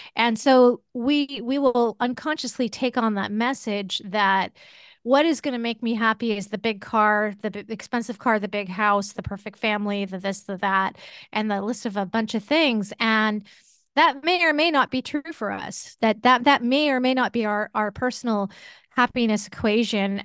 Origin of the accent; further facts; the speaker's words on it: United States; we, as American society